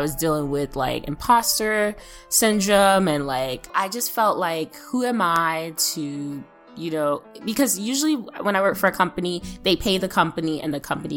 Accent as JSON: {"language": "English", "region": "New York", "country": "United States", "said": "New York"}